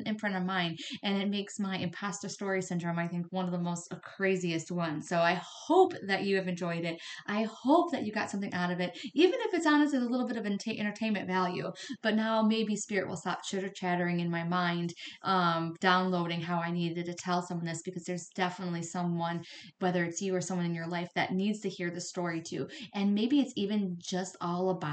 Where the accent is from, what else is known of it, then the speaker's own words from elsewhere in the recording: right outside Detroit, Michigan, United States; also born or lived in Flint, Michigan; I grew up right outside Detroit